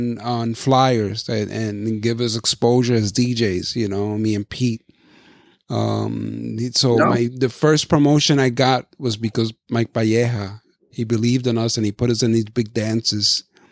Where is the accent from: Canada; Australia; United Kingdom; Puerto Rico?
Puerto Rico; the things I grew up with in Puerto Rico, like the guayaba, the palcha, the coco, mango.